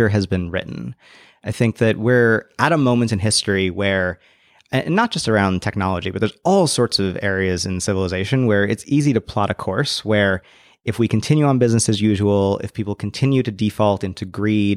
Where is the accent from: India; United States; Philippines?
United States; Bay Area, California; I grew up in the Bay Area